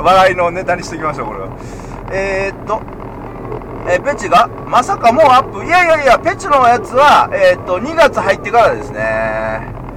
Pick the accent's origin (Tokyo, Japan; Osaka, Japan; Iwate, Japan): Osaka, Japan; moved away; 虎兄はね関西人なんであの、大阪、昔ずっと大阪住んでて